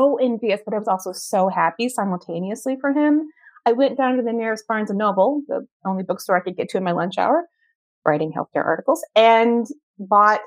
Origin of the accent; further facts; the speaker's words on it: Central Indiana, United States; I'm from Central Indiana